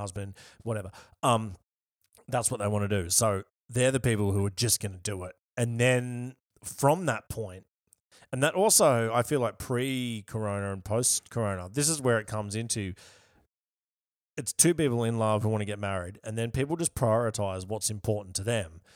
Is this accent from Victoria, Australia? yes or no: yes; Yarra Valley, Victoria, Australia; also born or lived in Melbourne; I'm from the Yarra Valley